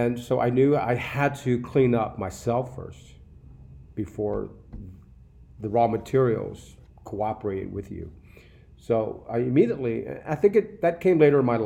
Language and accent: English; New Orleans, Louisiana, United States; I grew up in New Orleans.